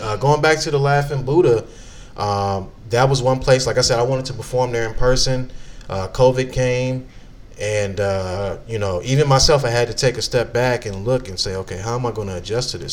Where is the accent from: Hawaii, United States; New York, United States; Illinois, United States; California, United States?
Illinois, United States; Chicago; moved away; I'm a Chicagoan